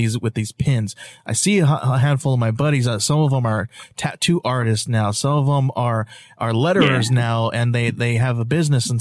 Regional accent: California, United States; now in Arizona, United States; I'm originally from California

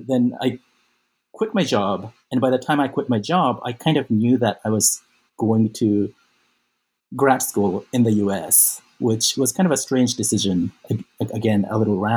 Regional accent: Osaka, Japan; moved away as an adult; I was born and raised in Japan. I grew up mostly in Osaka

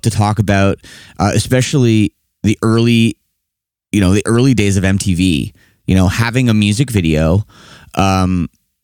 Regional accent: Toronto, Ontario, Canada; I'm from Toronto area, not Montreal.

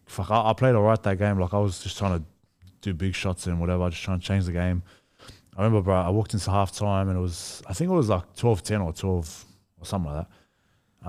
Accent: Australia; I'm Australian as well, like, my mum's Australian

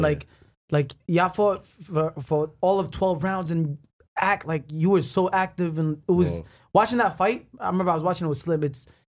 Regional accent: New York, United States; as a New Yorker and as a Yemeni

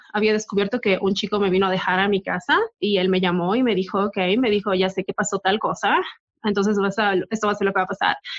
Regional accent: Bolivia; moved away; donde crecí en Bolivia

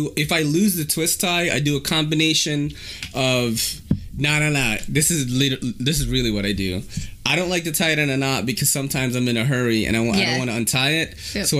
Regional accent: Philippines; now in United States; didn't have a lot of Americana growing up, and I think that is part of it, right? Because, you know, we immigrated here from the Philippines.

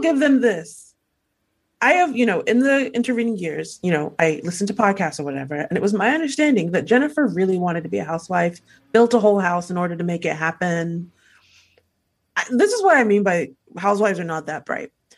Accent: Nigeria; being Nigerian

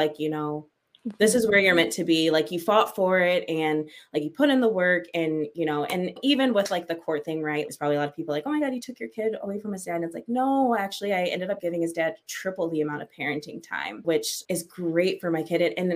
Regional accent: Michigan, United States; I'm from Michigan, born and raised

